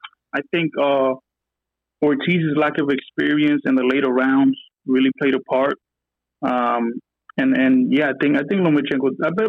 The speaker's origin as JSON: {"language": "English", "region": "New York", "country": "United States", "said": "I'm from New York. I'm Dominican."}